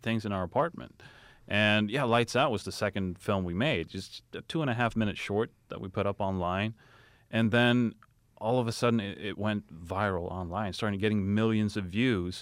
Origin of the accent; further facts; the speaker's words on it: Sweden; moved away; I'm from Sweden